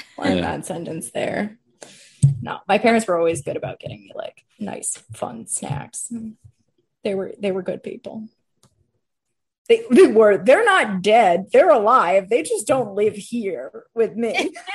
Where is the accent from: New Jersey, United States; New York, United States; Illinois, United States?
New Jersey, United States; now in Washington, D.C., United States; I'm from New Jersey.